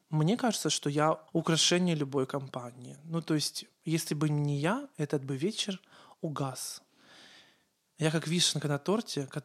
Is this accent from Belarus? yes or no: no; Ukraine; accent: Ukrainian; Э, у меня был украинский акцент.